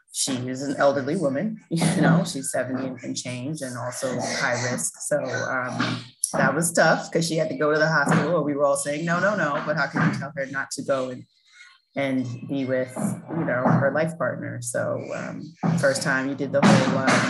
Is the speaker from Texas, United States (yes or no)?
no; New York City, New York, United States; I grew up in South Jamaica, Queens